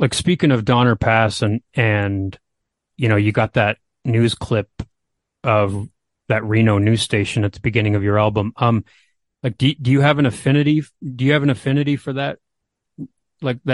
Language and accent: English; Canada; being a Canadian here